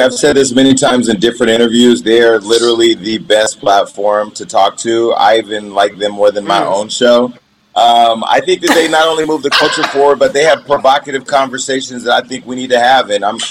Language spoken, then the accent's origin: English; Northern California, United States; I come from Northern California, so I remember Sway from the Bay Area